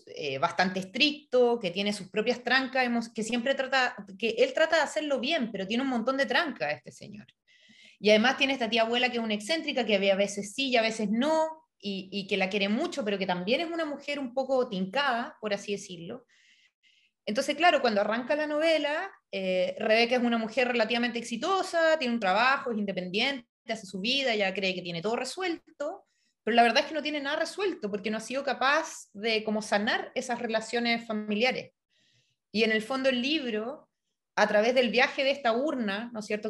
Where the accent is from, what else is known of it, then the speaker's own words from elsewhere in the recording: Chile; moved away as an adult; also born or lived in Europe; me fui eh, a estudiar de Chile a Europa